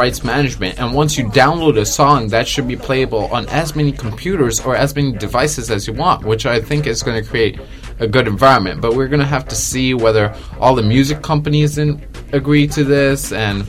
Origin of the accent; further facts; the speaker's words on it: Japan; now in New York, United States; because I'm from Japan